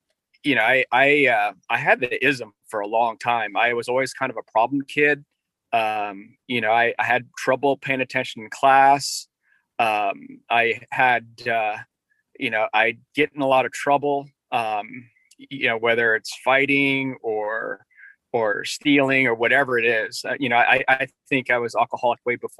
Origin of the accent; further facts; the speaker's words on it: Northern Virginia, United States; also born or lived in Korea / Norfolk, Virginia; I grew up in Northern Virginia. So I came from Korea when I was one.